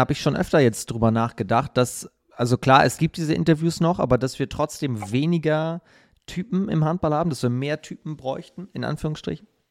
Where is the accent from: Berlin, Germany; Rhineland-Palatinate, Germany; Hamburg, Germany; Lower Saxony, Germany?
Hamburg, Germany; ich als Hamburger